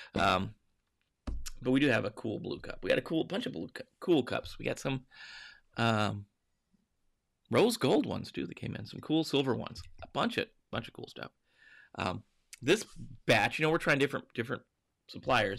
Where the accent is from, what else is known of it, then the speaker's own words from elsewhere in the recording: Montana, United States; I grew up in Montana